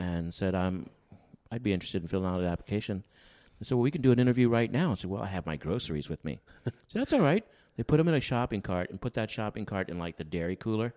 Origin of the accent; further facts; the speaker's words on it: San Antonio, Texas, United States; moved away as an adult; also born or lived in Seguin, Texas / Plano, Texas; now in Wampsville, United States; growing up in San Antonio.